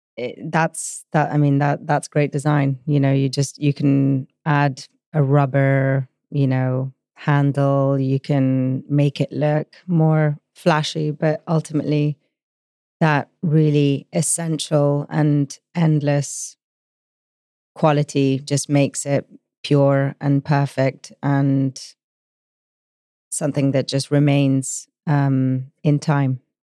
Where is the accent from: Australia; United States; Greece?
Greece; Rhodes, South Aegean; I was born in Rhodes in Greece